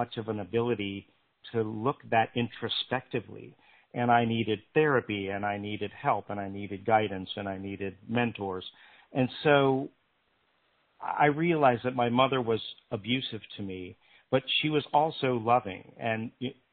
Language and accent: English; Pennsylvania, United States; moved away as an adult; also born or lived in North Carolina; I grew up in Pennsylvania